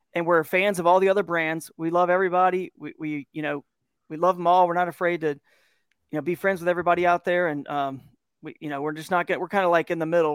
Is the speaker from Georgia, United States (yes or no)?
yes; Georgia, United States; moved away as an adult; now in Kent, Ohio, United States; I'm from Georgia, and so what's beautiful now that I live in, uh, Northeast Ohio here in Kent, Ohio area